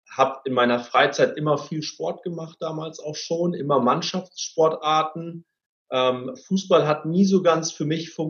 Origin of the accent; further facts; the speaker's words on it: Cloppenburg, Lower Saxony, Germany; ich bin in Kloppenburg groß geworden. Kloppenburg ist eine, ist eine Kleinstadt im äh, schönen Bundesland Niedersachsen. Ähm, ich bin dort groß geworden mit, äh, mit meinen Eltern, mit meinen beiden Geschwistern.